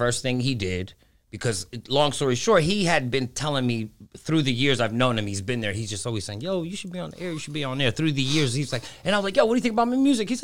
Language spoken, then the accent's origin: English; Pittsburgh, Pennsylvania, United States; first language Greek; moved away as an adult; also born or lived in New York City, United States / Greece / Dominican Republic; now in Texas, United States; I was from Pittsburgh